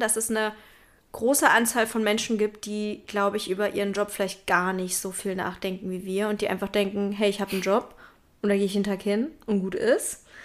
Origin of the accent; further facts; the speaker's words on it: Berlin, Germany; Ich bin ja in Berlin groß geworden